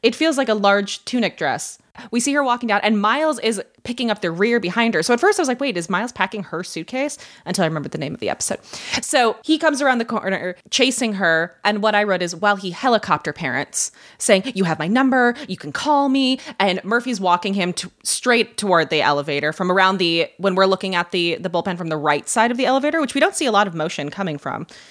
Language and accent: English; Ireland; I'm Irish